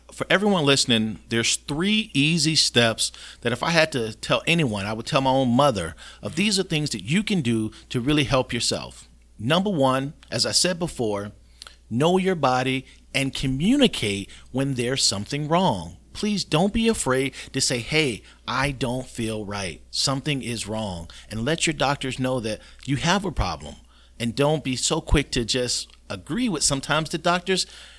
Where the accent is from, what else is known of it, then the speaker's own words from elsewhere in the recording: Florida, United States; Yeah, so this is my community. The people who I treat are people I grew up with, people I went to school